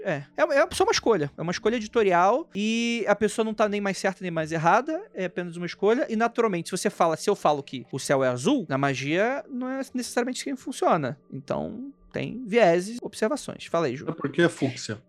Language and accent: Portuguese; Rio de Janeiro, Brazil; moved away; quando eu saí de Jacarepaguá